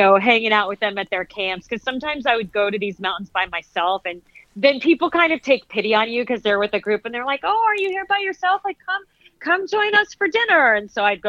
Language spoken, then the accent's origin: English; Phoenix, Arizona, United States; I grew up in Phoenix, Arizona.